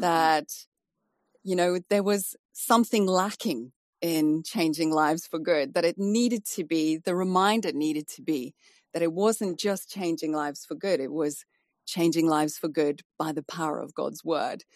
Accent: South Africa; moved away as an adult; also born or lived in Malaysia / Dubai / West Midlands; now in United Kingdom; coming from South Africa, even though I'm from an English family

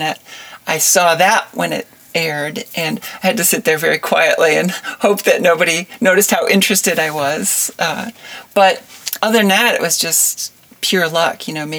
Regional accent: Wisconsin, United States; born there; also born or lived in Illinois; So I was born in Wisconsin and then we moved around quite a bit. We had a farm in Illinois for a while. And we grew sweet corn and watermelons, and it was a very small farm.

